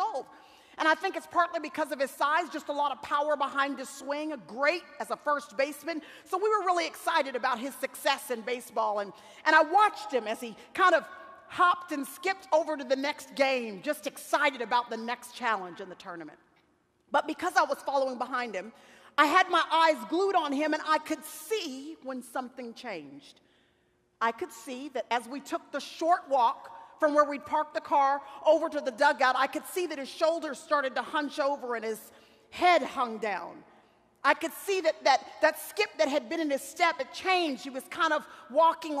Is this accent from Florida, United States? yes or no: no; Dallas, Texas, United States; in Dallas, Texas, which is where I still live, and where I was born and raised in Dallas, Texas